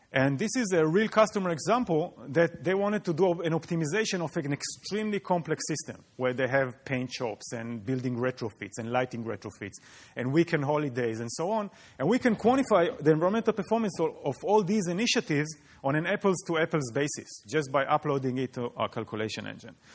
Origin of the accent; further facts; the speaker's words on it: Israel; moved away; I come from Israel, and in Israel, eh, water appears on the news just like college football in the U S. So you really grow up aware of the water issue.